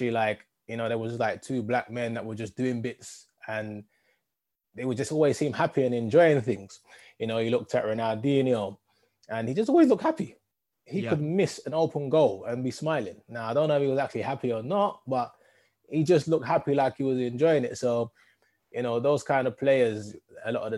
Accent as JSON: {"language": "English", "region": "London", "country": "United Kingdom", "tie": "born or raised there", "also_born_or_lived": "Edmonton, London / Wood Green, London", "said": "born in North London and spent a lot of time in Edmonton early parts"}